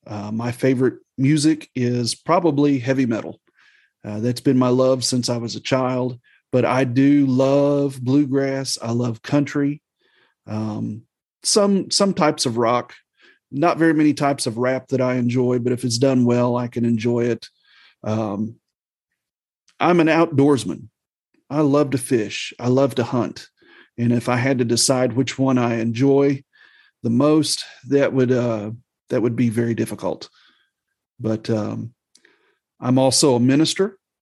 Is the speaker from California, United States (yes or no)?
no; Missouri, United States; also born or lived in Southern Illinois; now in Alabama, United States; I was raised in the Midwest. I grew up as a preacher's kid. We moved around a bit in my childhood, but, I call the Midwest Southeast Missouri, Southern Illinois, that is home to me. But now I have lived in West Central Alabama for the last 11 years of my life.